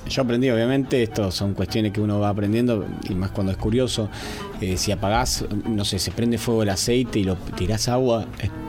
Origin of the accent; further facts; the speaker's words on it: Argentina; Eh, ¿Y mm, cómo somos los argentinos para manejar? Digo, por ahí más la región, para no generalizar tanto